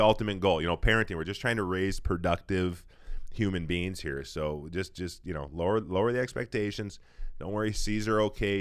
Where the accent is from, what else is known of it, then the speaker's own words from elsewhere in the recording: Saint Paul, Minnesota, United States; I'm from Saint Paul